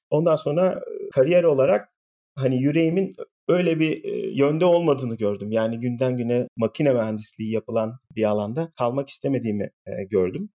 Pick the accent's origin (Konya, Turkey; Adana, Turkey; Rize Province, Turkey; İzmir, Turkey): İzmir, Turkey; moved away as an adult; also born or lived in Ankara, Turkey / Pittsburgh, United States / Austin, Texas, United States; now in California, United States; İzmir doğumluyum. İlkokul, ortaokul, lise öğrenimi falan bir İzmir'de yaptım.